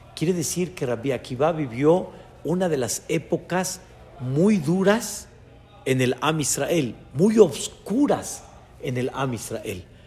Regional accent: Mexico; Yo nací en México cuando mis papás apenas estaban dando sus pasos de Teshuvá a su nivel

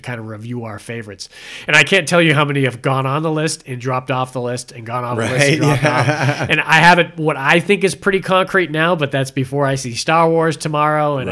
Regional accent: Massachusetts, United States; moved away; I'm from Massachusetts

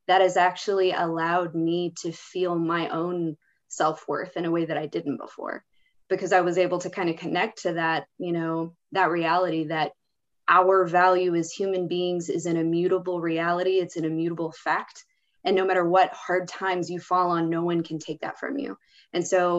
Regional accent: United States; my identity as an American.

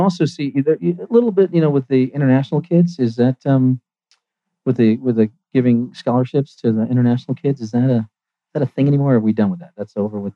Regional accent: United States; moved away; I'm from Virginia, Georgia

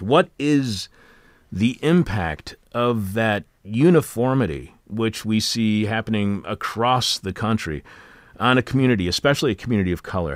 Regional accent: Eastpointe, Michigan, United States; my neighborhood in East Detroit

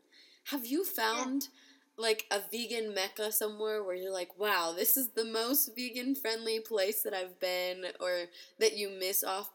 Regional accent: Ohio, United States; moved away; also born or lived in North Carolina; Where I grew up in Ohio, I didn't even know another vegan to begin

